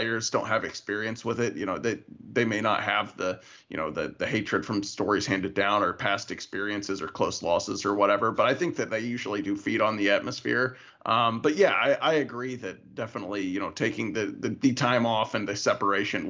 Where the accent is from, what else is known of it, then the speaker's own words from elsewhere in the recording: Louisville, Kentucky, United States; moved away as an adult; now in Missouri, United States; growing up in Louisville